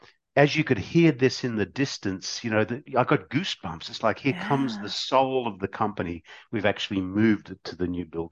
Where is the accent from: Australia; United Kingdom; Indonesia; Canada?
Australia; growing up in Australia, you know, Australia was a melting pot